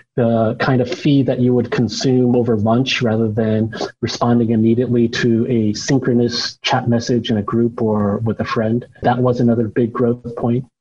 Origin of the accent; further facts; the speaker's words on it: United States; moved away as an adult; also born or lived in China; I am an American born Chinese, although I had lived in China for quite a while